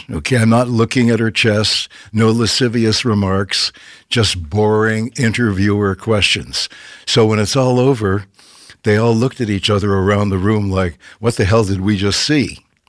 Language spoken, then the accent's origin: English; Canada; now in Los Angeles, United States; 52 years ago, I moved to LA from Canada. And in Canada, we had no agents, no managers.